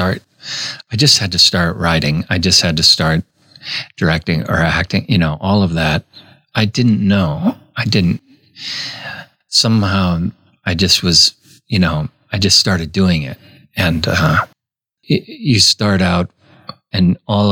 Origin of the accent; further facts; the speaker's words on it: Minnesota, United States; I grew up in Minnesota in a pretty strict Catholic family